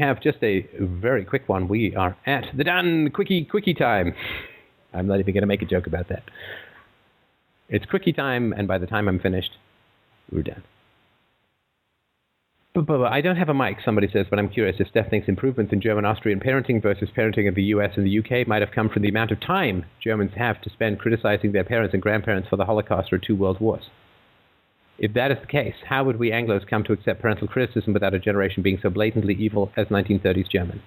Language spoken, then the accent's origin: English; England, United Kingdom; growing up in England